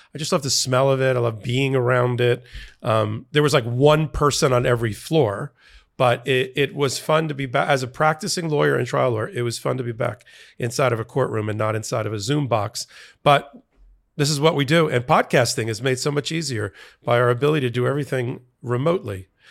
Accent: New York, United States; as a New Yorker

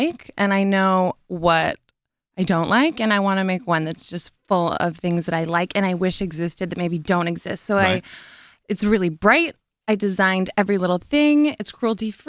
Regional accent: Nashville, Tennessee, United States; I'm from Nashville

